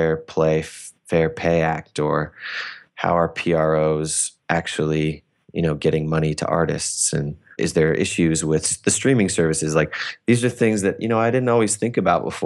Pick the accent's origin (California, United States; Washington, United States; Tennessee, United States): Washington, United States; Bellingham; I'm from Bellingham